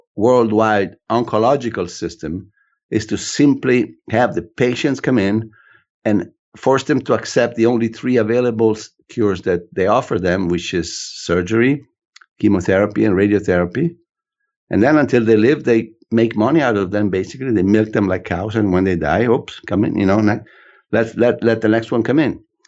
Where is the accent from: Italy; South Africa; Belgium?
Italy; also born or lived in United States; When it's convenient, I'm Italian.